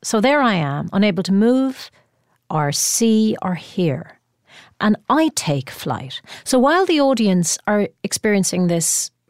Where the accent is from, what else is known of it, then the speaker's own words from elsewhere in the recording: Ireland; being Irish